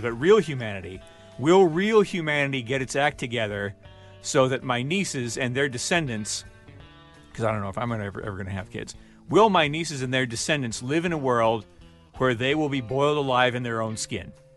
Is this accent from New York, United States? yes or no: no; Michigan, United States; we're all from Michigan.